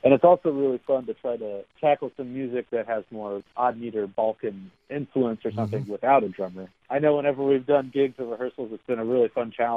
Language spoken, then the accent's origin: English; Columbus, Ohio, United States; moved away as an adult; also born or lived in Youngstown, Ohio / Akron, Ohio / Cleveland, Ohio; now in New York, United States; I grew up in Columbus.